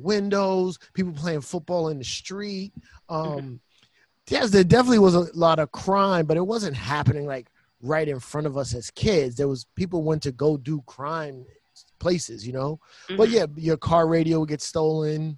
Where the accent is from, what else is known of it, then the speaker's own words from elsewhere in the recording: New York City, New York, United States; I grew up in the Bronx